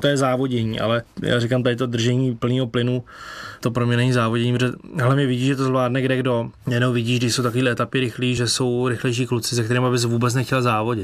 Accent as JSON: {"language": "Czech", "country": "Czechia", "said": "Z Čech"}